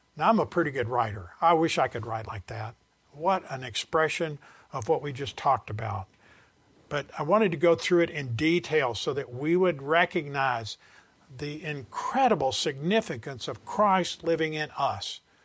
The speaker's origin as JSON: {"language": "English", "region": "the South", "country": "United States", "said": "I'm from the South"}